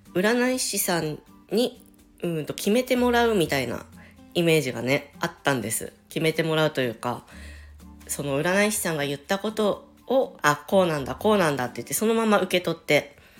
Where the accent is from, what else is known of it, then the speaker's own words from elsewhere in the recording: Chiba, Japan; 千葉県民なんです。もう生まれも育ちも千葉県です。